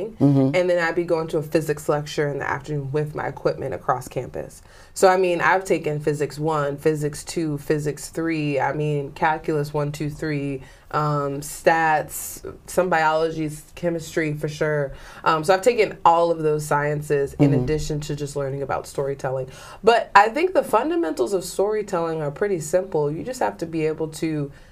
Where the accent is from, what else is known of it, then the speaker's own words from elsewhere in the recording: New Jersey, United States; moved away as an adult; I'm from Jersey.